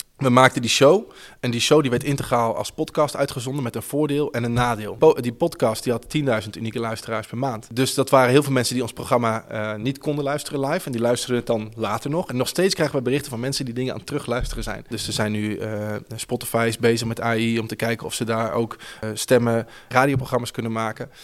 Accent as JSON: {"language": "Dutch", "town": "Houten", "region": "Utrecht", "country": "Netherlands", "said": "Ik kom uit Houten oorspronkelijk, een dorpje onder Utrecht"}